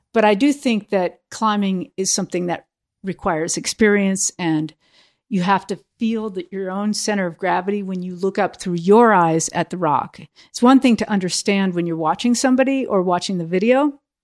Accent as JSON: {"language": "English", "country": "United States", "also_born_or_lived": "Europe", "said": "Being outside of America helped me look at myself as an American"}